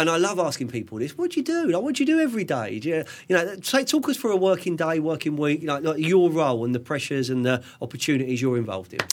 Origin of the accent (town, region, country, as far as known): London, United Kingdom; born or raised there